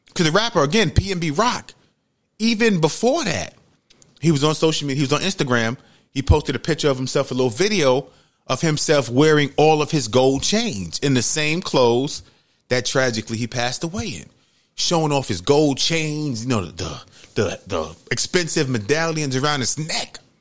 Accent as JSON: {"language": "English", "country": "United States", "tie": "born or raised there", "said": "I grew up in Webster, Webster Avenue in the projects."}